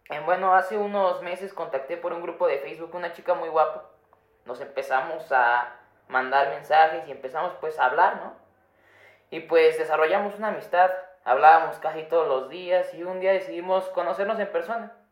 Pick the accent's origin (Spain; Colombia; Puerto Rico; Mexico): Mexico; Texcoco, State of Mexico; Yo soy de Texcoco y ella es de Chimalhuacán.